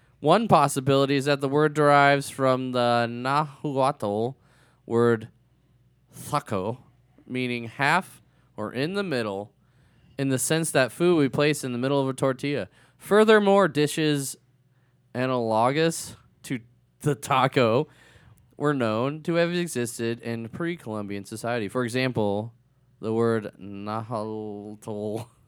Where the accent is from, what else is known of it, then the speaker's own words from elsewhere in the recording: Fargo, North Dakota, United States; I'm from Fargo, yeah.